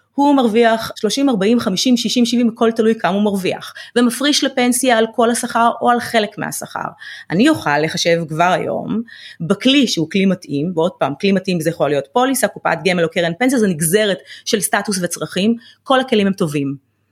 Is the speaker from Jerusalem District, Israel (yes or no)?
no; Ramla, Central District, Israel; גדלתי אה, ברמלה